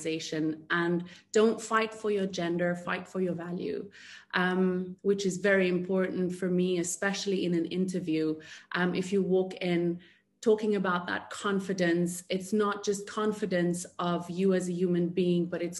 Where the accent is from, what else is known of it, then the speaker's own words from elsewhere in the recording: South Africa; moved away as an adult; now in Dubai, United Arab Emirates; I am proudly South African. I moved to Dubai about 5.5 years ago, where I'm currently residing